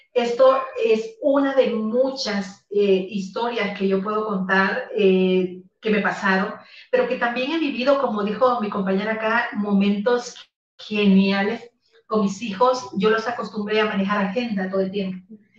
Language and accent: Spanish; El Salvador; now in Guatemala; yo soy salvadoreña eh, y vivo en Guatemala